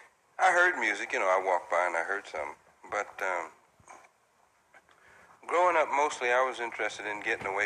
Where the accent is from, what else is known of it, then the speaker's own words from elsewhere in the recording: Slab Fork, West Virginia, United States; moved away; I'm from Slab Fork, West Virginia.